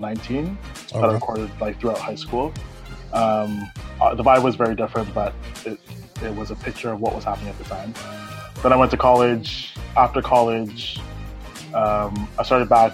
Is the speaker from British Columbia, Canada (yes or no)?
no; Toronto, Ontario, Canada; I grew up in Toronto, Canada